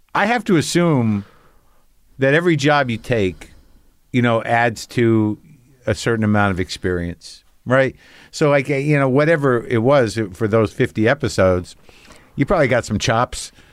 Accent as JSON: {"language": "English", "region": "New Mexico", "country": "United States", "tie": "born or raised there", "said": "I grew up in New Mexico"}